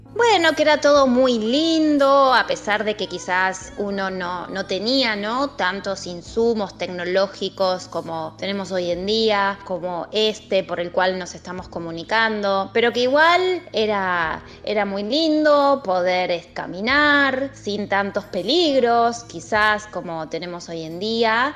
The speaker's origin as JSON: {"language": "Spanish", "town": "Ituzaingó", "region": "Buenos Aires Province", "country": "Argentina", "tie": "born or raised there", "said": "yo nací en Capital Federal, eh, pero viví muchísimos años en el Gran Buenos Aires, en una localidad que se llama Ituzaingó."}